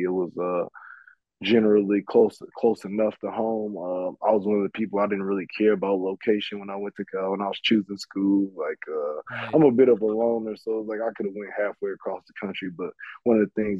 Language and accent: English; Frankfort, Illinois, United States; also born or lived in Belgium; I'm back home, actually, just a little bit southwest of Chicago. So that's why I call home now. I'm right out in out in the Frankfurt area